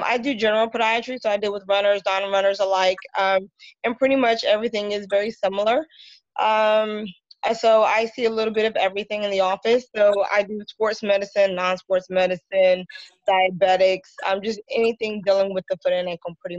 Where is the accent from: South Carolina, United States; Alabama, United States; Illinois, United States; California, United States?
South Carolina, United States; moved away as an adult; also born or lived in Philadelphia, Pennsylvania; now in Atlanta, United States; I'm originally from South Carolina